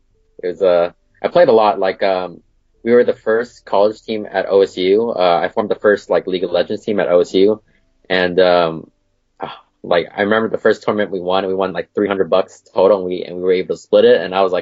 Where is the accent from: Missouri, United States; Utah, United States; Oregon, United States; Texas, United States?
Oregon, United States; Portland; I was born in Portland, Oregon. Still there? Yep, I've lived here pretty much all my life.